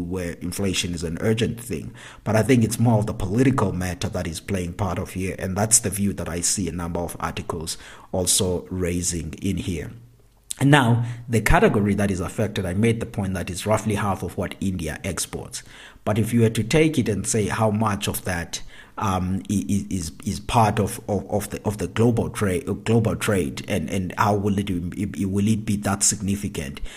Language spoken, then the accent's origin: English; South Africa; my home country, South Africa